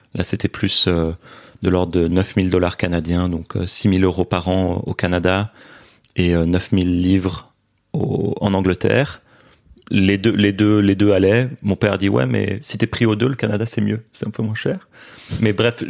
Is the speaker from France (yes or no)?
no; Brussels, Brussels-Capital Region, Belgium; also born or lived in Beijing, China; j'ai grandi à Bruxelles en Belgique